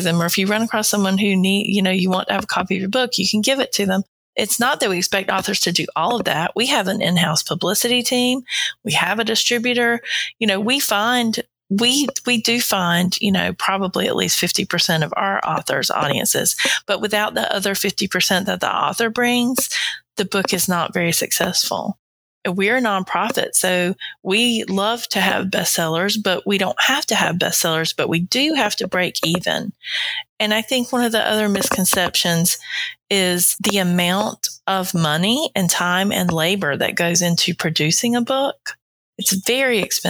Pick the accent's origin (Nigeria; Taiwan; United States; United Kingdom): United States; the South, Southern United States; accent: Southern; my accent's pretty Southern.